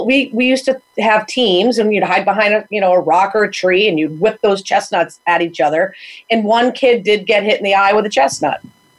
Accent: Chaplin, Connecticut, United States; now in Windham, United States; Itty bitty. Fine with me. Love it. Never leave, probably. I live in Windham now, which is about 3 miles from there.

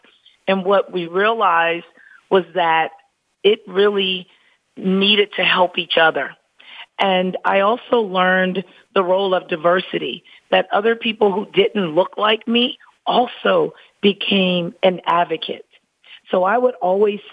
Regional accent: Pine Bluff, Arkansas, United States; moved away as an adult; also born or lived in Florida; now in Atlanta, United States; I'm just a small town country girl from Pine Bluff, Arkansas, and my mom still lives in the hometown in which I grew up

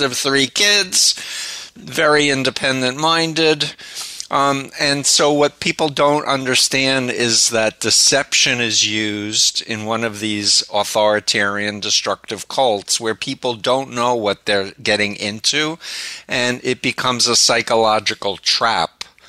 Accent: New York City, New York, United States; I'm from Flushing, Okay. Right near Union Turnpike. And I grew up 1.3 miles from Donald Trump

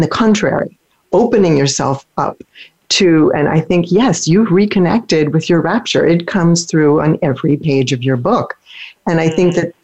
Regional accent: near Philadelphia, Pennsylvania, United States; now in St. Petersburg, United States; where I grew up near Philadelphia

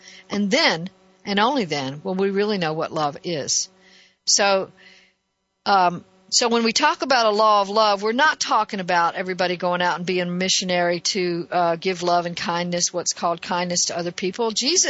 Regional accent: Northeast, United States; And so being only partially raised in that culture, I could see the difference. I came here from the Northeast, and in the South, it was very, very different.

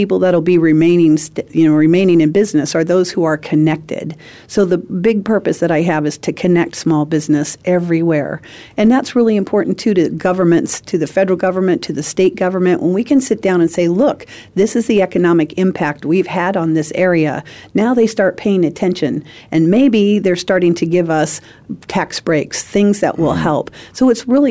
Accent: San Francisco Bay Area, California, United States; moved away as an adult; also born or lived in Central Valley, California / San Diego; now in Arizona, United States; I'm a native of San Francisco Bay Area. I lived in the fourth house from the top on Lombard Street

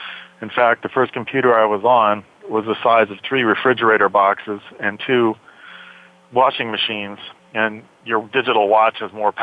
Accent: San Bernardino, California, United States; also born or lived in Lake Arrowhead, California; I grew up in San Bernardino, California. Went to high school in Lake Arrowhead, which is a mountain behind San Bernardino.

